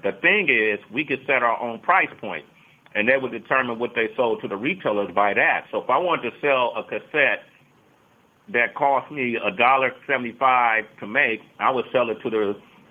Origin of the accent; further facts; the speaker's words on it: Oakland, California, United States; I grew up in Oakland